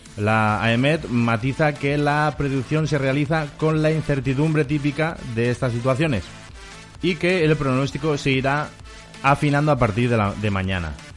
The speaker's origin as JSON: {"language": "Spanish", "area": "Mallorca", "region": "Balearic Islands", "country": "Spain", "said": "los mallorquines somos mallorquines"}